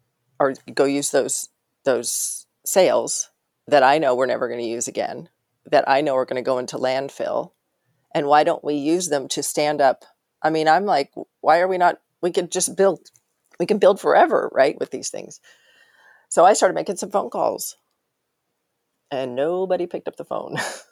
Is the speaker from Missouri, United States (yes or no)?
no; Arkansas, United States; born there; also born or lived in Wyoming; I mean, I was born in Arkansas. I was in Wyoming. I went to grad school on the East Coast.